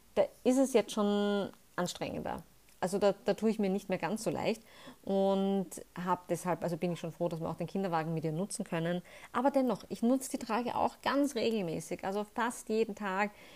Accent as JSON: {"language": "German", "country": "Austria", "said": "bei uns in Österreich"}